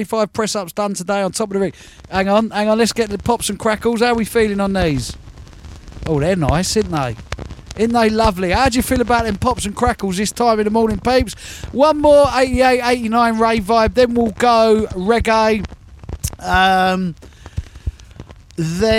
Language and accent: English; London, United Kingdom; I'm a Londoner.